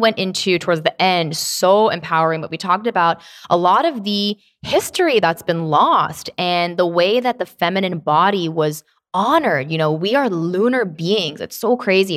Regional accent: Tennessee, United States; I was born, um, not born in Tennessee, but I was raised there

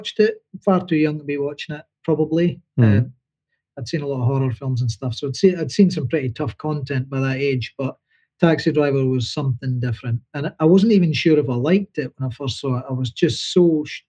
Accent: Dundee, Scotland, United Kingdom; moved away; as a working class boy growing up in Dundee

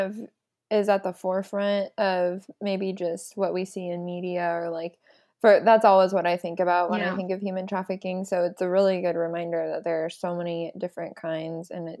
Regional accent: United States; as an American citizen

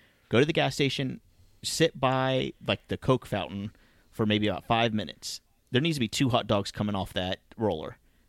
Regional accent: Homestead, Florida, United States; Hi, Sharks. … I'm from Homestead, Florida.

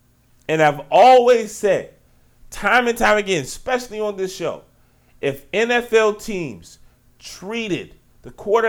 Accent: Richmond, Virginia, United States; I'm from Richmond, Virginia. Southside Richmond, Virginia, 804.

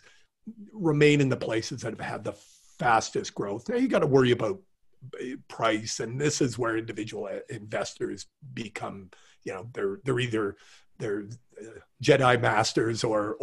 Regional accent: Calgary, Alberta, Canada; moved away; I'm from Calgary originally

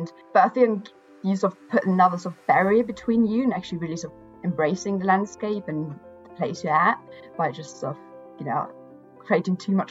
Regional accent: Austria; moved away as an adult; also born or lived in Edinburgh, Scotland; I'm from Austria, so I grew up, you know, right by the mountains

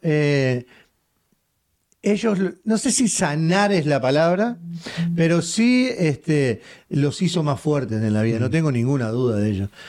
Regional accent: Uruguay; soy uruguayo

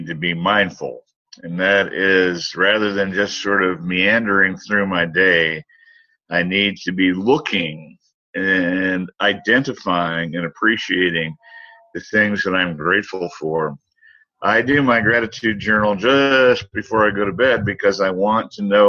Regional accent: United States; my home country, the United States

